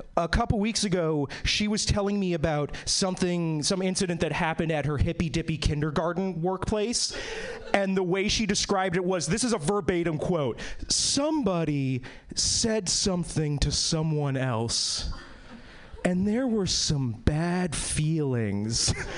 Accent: East Coast, United States; now in Seattle, United States; I was born and bred in the East Coast.

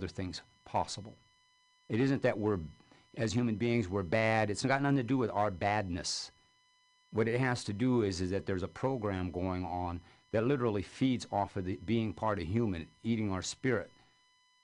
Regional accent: California, United States; I'm from California.

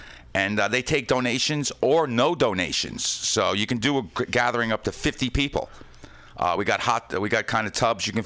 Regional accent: Yonkers, New York, United States; Growing up in Yonkers by the Hudson River

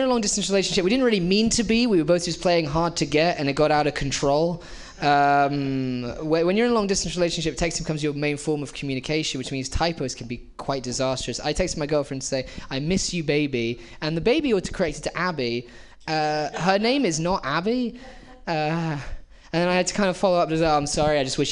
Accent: England, United Kingdom; I am English.

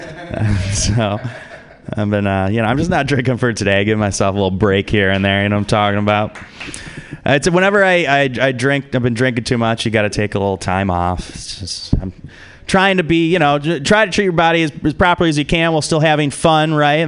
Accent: Detroit, Michigan, United States; now in San Francisco, United States; I'm originally from Detroit, Michigan.

